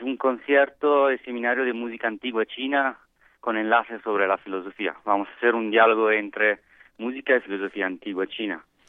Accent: Italy; Spanish is a second language; moved away as an adult; now in Mexico; soy italiano

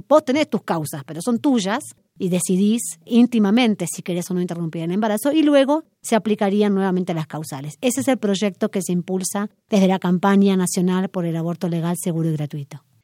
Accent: Argentina; soy argentina, abogada

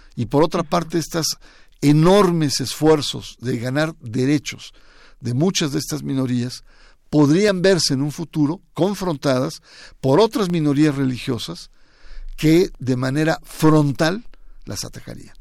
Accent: Mexico

